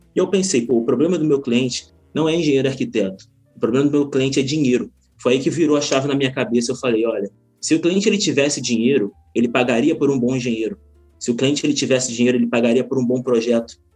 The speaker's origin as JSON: {"language": "Portuguese", "town": "Magé", "region": "Rio de Janeiro", "country": "Brazil", "tie": "born or raised there", "lives_now": "Niterói, Brazil", "said": "Eu nasci numa cidade interior, na Baixada Fluminense, Magé, não sei quantos conhecem, mas é uma baixada, é uma cidadezinha bem pequena. E minha vida em empreendedorismo começou exatamente lá."}